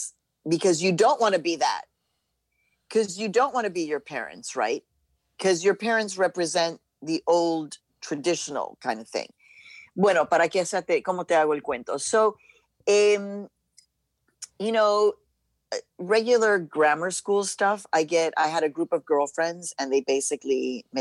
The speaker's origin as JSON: {"language": "English", "town": "Chicago", "region": "Illinois", "country": "United States", "tie": "born or raised there", "also_born_or_lived": "Mexico", "said": "the neighborhood where I was growing up in Chicago was very hippie-esque. It was the University of Chicago community of Hyde Park."}